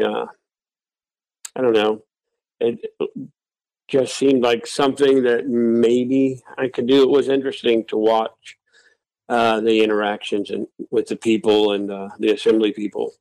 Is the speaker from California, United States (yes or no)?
no; Wasilla, Alaska, United States; also born or lived in Anchorage, Alaska / Ellendale, North Dakota; I was born in Anchorage. And I moved to Wasilla when I was nine years old and I've been here ever since. So I was raised in the valley, uh, lifelong Alaskan.